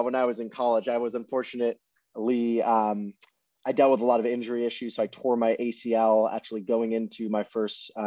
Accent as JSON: {"language": "English", "town": "Los Angeles", "region": "California", "country": "United States", "tie": "born or raised there", "also_born_or_lived": "London, United Kingdom", "said": "I was born in London, but I moved to Los Angeles when I was 6 years old. So I grew up"}